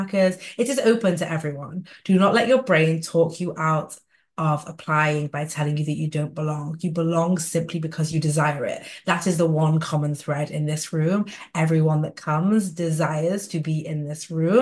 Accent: Manchester, North West England, United Kingdom; in Manchester, England, by the way, my hometown

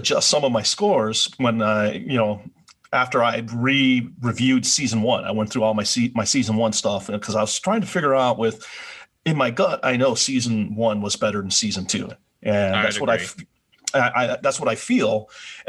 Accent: Wisconsin, United States; I grew up in Wisconsin

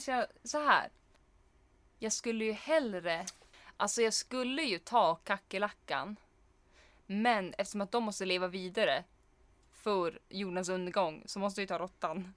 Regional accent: Norrland, Sweden; vi är norrlänningar, vi kan inte hantera insekter

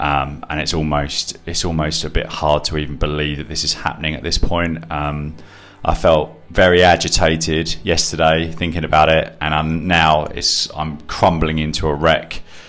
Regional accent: England, United Kingdom; being born English

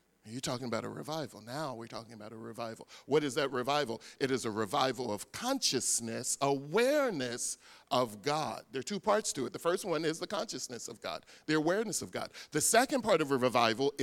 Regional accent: Philadelphia, Pennsylvania, United States; I grew up in Philadelphia

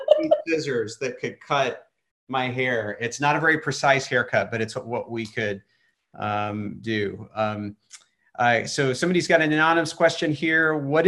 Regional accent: Texas, United States; Big hair. I'm from Texas, baby.

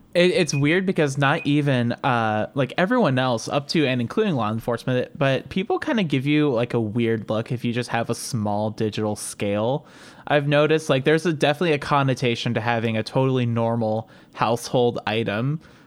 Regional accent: Cleveland, Ohio, United States; accent: Cleveland, Ohio; you correctly pinned my accent, like, directly to, like, Cleveland, Ohio

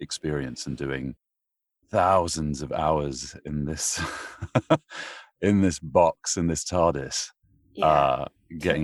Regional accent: London, United Kingdom; moved away as an adult; now in United States

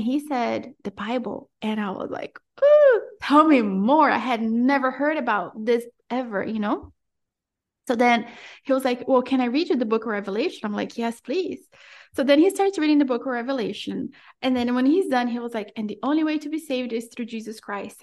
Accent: Brazil; also born or lived in Florida; now in Central America; I was born and raised in Brazil

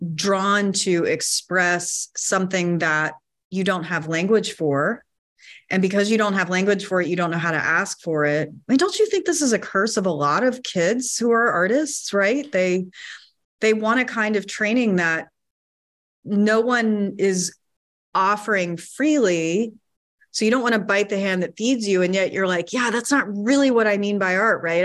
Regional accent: North Carolina, United States; I grew up in North Carolina, surrounded by woods

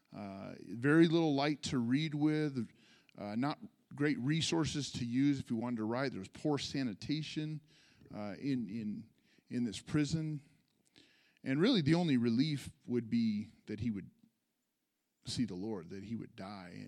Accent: California, United States; also born or lived in San Jose / Sonoma; I'm a California native. I'm a California kid. I was born in San Jose.

